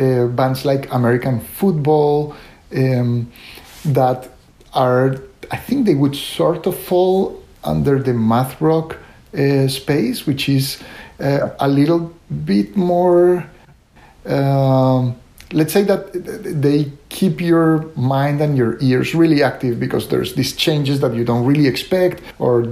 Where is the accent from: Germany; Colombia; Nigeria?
Colombia; moved away as an adult; also born or lived in Italy / Atlanta; I was born and raised in Colombia, and I stayed in Colombia for the longest time until I finished medical school